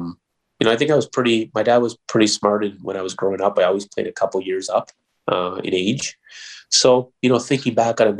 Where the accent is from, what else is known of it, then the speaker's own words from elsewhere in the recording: Toronto, Ontario, Canada; moved away as an adult; also born or lived in Michigan / Edmonton / Anaheim; Played hockey all the way growing up there